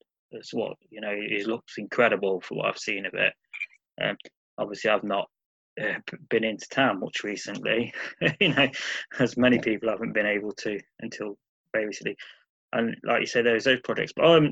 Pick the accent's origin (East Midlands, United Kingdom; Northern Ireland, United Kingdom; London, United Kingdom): East Midlands, United Kingdom; Nottingham; I'm born, raised, never lived anywhere outside of, well, I've never lived anywhere outside of NG9.